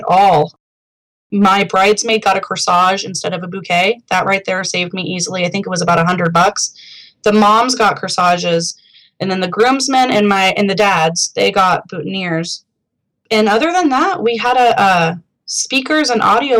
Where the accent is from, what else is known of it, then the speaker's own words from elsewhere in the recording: Seattle, Washington, United States; We're from Seattle, the Seattle area